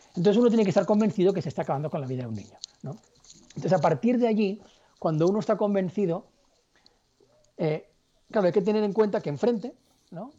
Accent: Barcelona, Catalonia, Spain; yo soy de Barcelona y estaba en Puerto Rico

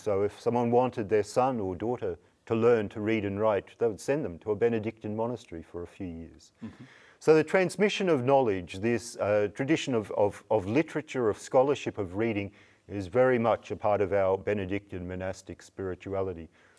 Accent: Queensland, Australia; now in New Norcia, Australia; So I hail from North Queensland, which is a fairly remote part of Australia.

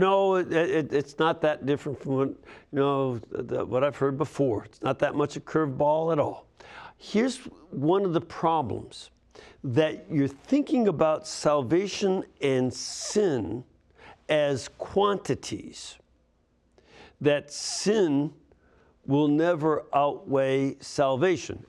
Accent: Chicago, Illinois, United States; my hometown, the Windy City

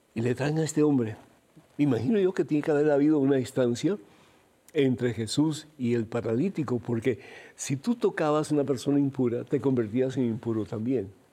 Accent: Cuba; moved away; Yo soy de origen cubano

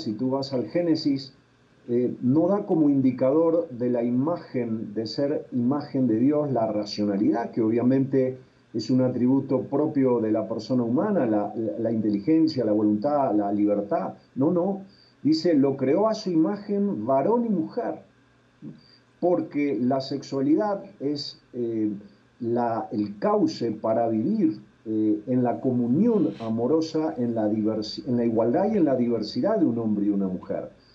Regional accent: Argentina; moved away as an adult; now in Bogotá, Colombia; yo soy argentino

